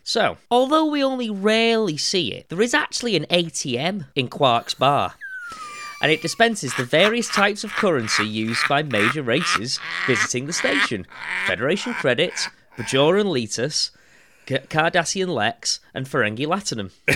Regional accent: Warrington, North West England, United Kingdom; I'm from Warrington

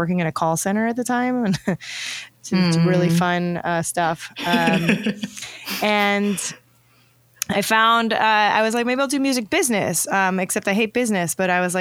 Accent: the South, high school in a suburb of Atlanta, Georgia, United States; I grew up in the South

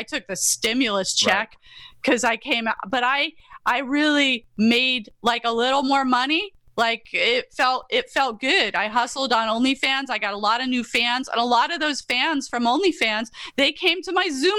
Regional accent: Yorkshire and the Humber, United Kingdom; I loved The Yorkshire Ripper, the miniseries, because that's where I grew up in England

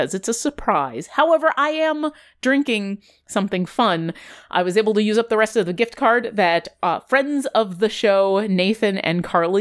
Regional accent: New York, United States; when I grew up in New York

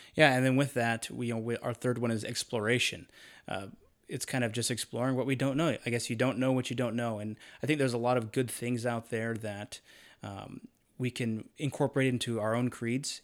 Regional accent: Charlotte, North Carolina, United States; moved away as an adult; also born or lived in Idaho / Utah; I grew up in North Carolina, Charlotte area

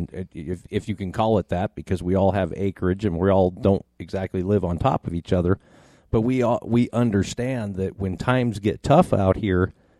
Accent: Casper, Wyoming, United States; growing up in Casper in the early 80s, I mean, we're talking a city of 30, 35,000 people at the time. That's still pretty considered a pretty small town.

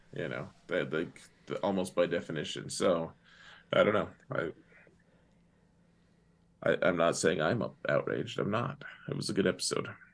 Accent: Wyoming, United States; moved away as an adult; I grew up in Wyoming.

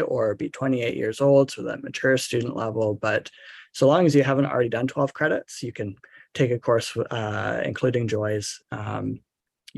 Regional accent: Vancouver, British Columbia, Canada; also born or lived in St Andrews, Scotland; I am from Vancouver, from Canada

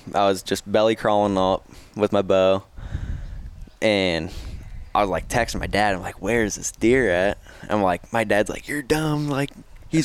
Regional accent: Dysart, Iowa, United States; I'm from Waterloo area, Dysart, Iowa, just south of Waterloo

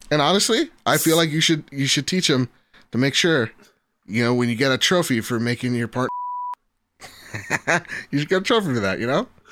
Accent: United States; I'm American

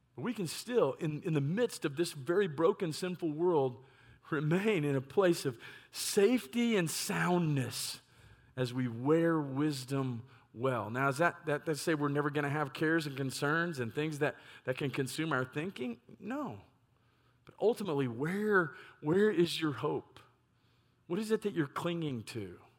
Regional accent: Lewisville, Texas, United States; also born or lived in Ohio; what I would consider my hometown of Louisville, Texas

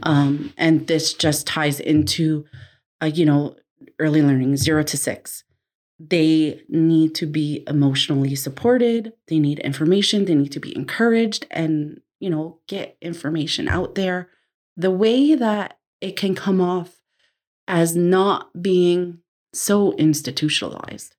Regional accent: New Jersey, United States; moved away; Growing up in New Jersey at first, we we always had family living with us

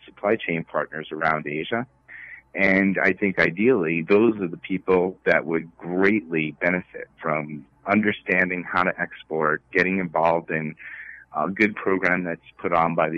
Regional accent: New York, United States; I'm from New York

